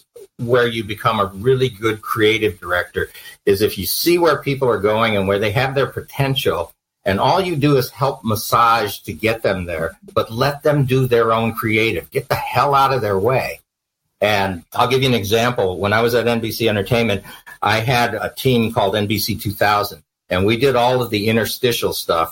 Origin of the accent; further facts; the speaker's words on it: California, United States; moved away as an adult; also born or lived in New York / New Jersey; I'm from California